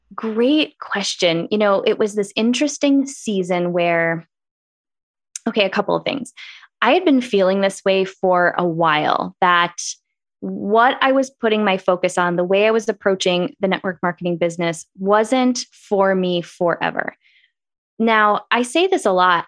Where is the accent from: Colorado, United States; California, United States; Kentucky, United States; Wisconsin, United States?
Wisconsin, United States; Green Bay; moved away as an adult; also born or lived in Eau Claire, Wisconsin; now in Phoenix, United States; I grew up in Green Bay, Wisconsin. I think being from the Midwest is a big part of what shaped who I am.